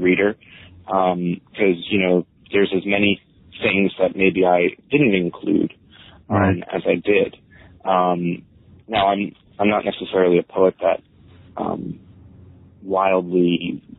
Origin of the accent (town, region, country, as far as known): South Brunswick, New Jersey, United States; born or raised there; also born or lived in Staten Island, New York; now in New York City, United States